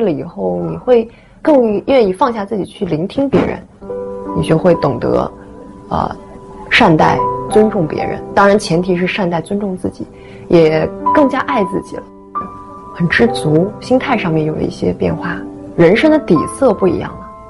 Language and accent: Chinese; northern China, China; 嗯，因为我从小是生活在北方的，嗯，但是我妈妈却是上海人。